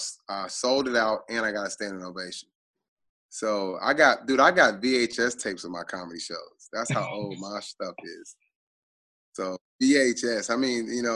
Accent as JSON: {"language": "English", "town": "Tulsa", "region": "Oklahoma", "country": "United States", "tie": "born or raised there", "said": "I have a huge following in Tulsa, where I'm from"}